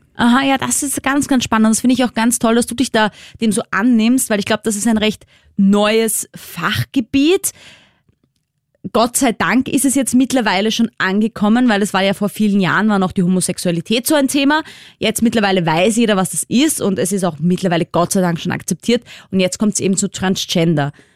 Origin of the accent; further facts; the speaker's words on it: Austria; accent: Austrian; unser wunderschöner österreichischer Dialekt